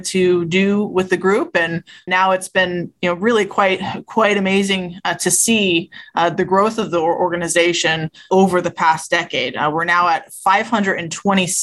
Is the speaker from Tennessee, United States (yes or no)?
no; Lexington, Massachusetts, United States; moved away as an adult; also born or lived in Concord, Massachusetts; now in New Haven, United States; I'm originally from the greater Boston area. I grew up in Lexington and then Concord.